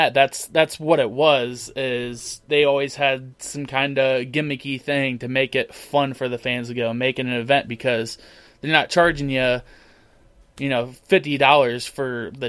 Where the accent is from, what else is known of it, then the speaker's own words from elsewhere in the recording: Akron, Ohio, United States; We are from Akron. We are CLE sports fans to the end